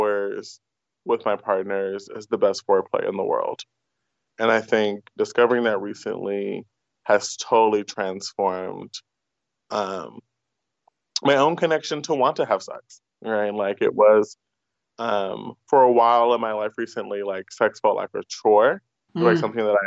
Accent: United States; first language English; born a U.S. citizen, and English is my first language

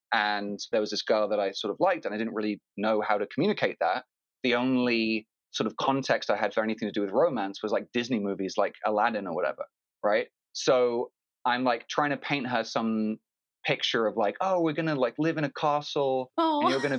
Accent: London, United Kingdom; also born or lived in Phoenix, United States; now in Los Angeles, United States; I grew up in London to two American parents, New Yorkers living in London.

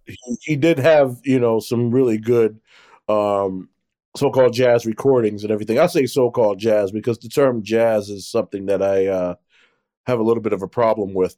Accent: Newark, New Jersey, United States; what life was like growing up in Newark

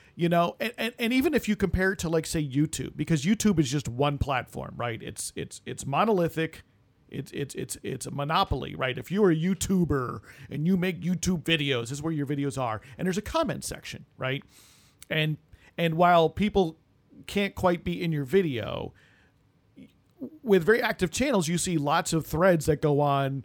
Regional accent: United States; born in the United States

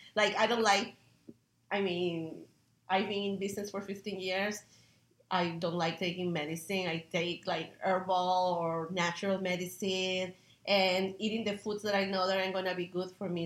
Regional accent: Peru; now in United States; growing up uh, with a family and having my mom focus on nutrition back in Peru. I'm from Peru, and uh, I'm a chef here in the United States

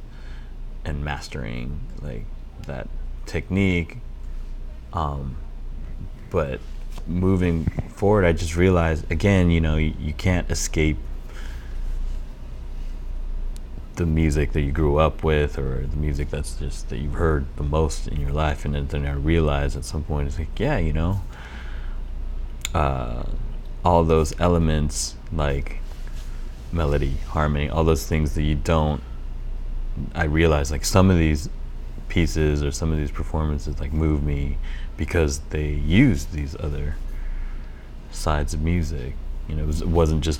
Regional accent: Vancouver, British Columbia, Canada; I grew up in Vancouver, which is pretty much as far on the continent as you can get from Orleans

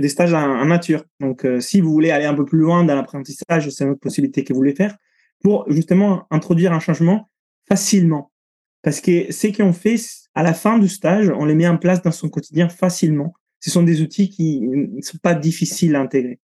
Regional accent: Italy; moved away; je suis italien, j'ai grandi sous la côte italienne

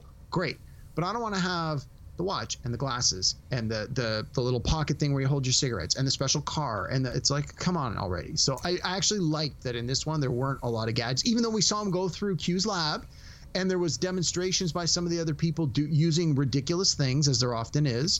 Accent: Canada; As a Canadian

